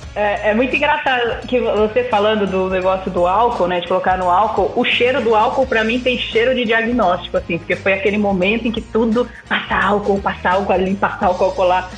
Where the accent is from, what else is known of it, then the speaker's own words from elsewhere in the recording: Barueri, São Paulo, Brazil; Eu sou de São Paulo, de Barueri